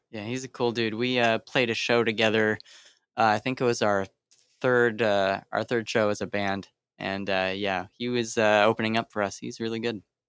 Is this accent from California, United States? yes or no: yes; Sacramento, California, United States; I'm from Sacramento